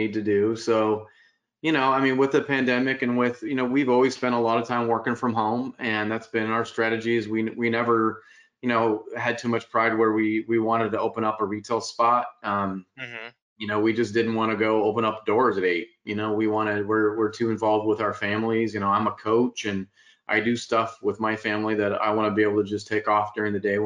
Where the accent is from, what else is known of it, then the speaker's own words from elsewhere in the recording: Spokane, Washington, United States; now in Folsom, United States; I have a big family contingent up in Spokane, Washington. So grew up in the Northwest. It moved down here in the late, like 1988, 89